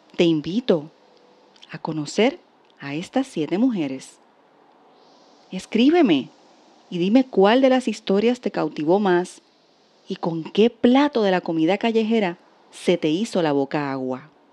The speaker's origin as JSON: {"language": "Spanish", "country": "Puerto Rico", "said": "como puertorriqueña"}